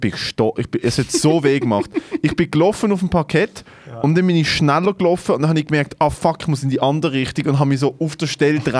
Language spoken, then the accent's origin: German; Sri Lanka; Ich komme aus Sri Lanka.